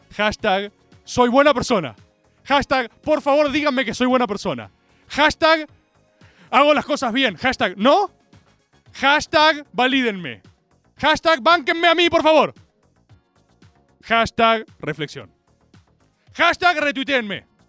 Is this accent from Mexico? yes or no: no; Argentina; como argentinos